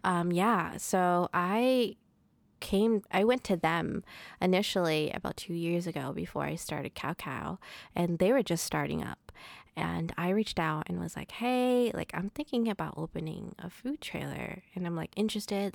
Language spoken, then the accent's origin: English; Providence, Rhode Island, United States; I was born and raised in Providence.